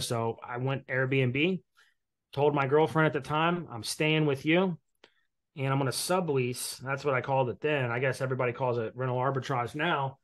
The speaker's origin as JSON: {"language": "English", "region": "Indiana", "country": "United States", "tie": "born or raised there", "said": "my first real investment property was a quadplex in Indiana, in my hometown"}